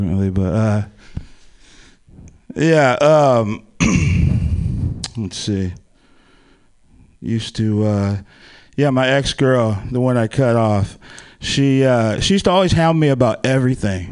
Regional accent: Palo Alto, California, United States; I'm from Silicon Valley. I grew up down there in the Bay Area, like Palo Alto area

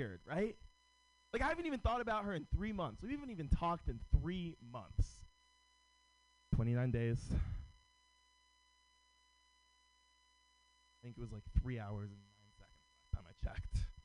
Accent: San Francisco, California, United States; Born and raised in San Francisco

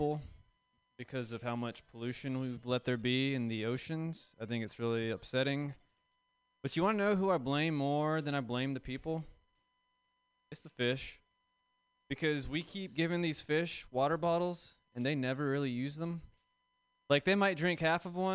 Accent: the South, United States; now in San Francisco, United States; I'm from the South

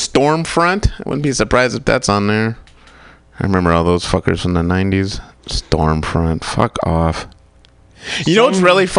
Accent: Michigan, United States; I grew up in Michigan.

